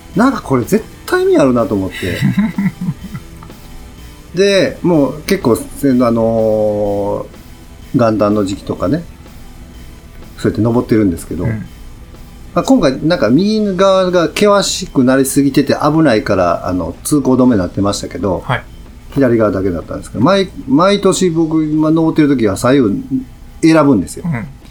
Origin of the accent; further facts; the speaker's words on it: Kyoto, Japan; あ僕も京都ですよ